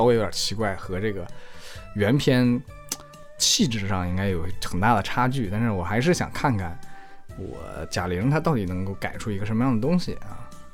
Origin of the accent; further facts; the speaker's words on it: Jiayin, Heilongjiang, China; 自己也成长于一个叫嘉音的县城